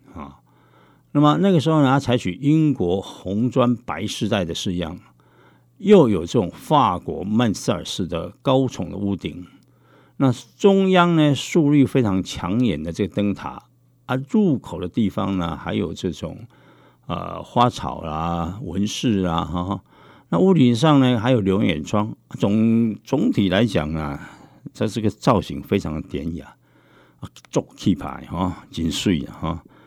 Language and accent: Chinese; Taiwan; 现在日本突然长得高，而且长得比我们台湾人高。